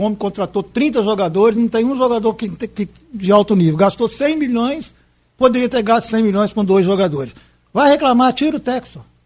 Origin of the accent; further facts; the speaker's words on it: Miracema, Rio de Janeiro, Brazil; now in Campos dos Goytacazes, Brazil; Miracema é minha terra